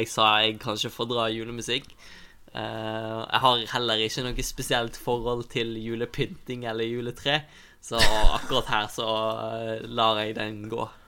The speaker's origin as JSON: {"language": "Norwegian", "town": "Osterøy", "region": "Vestland", "country": "Norway", "tie": "born or raised there", "moved": "yes", "said": "hjemme på Osterøy"}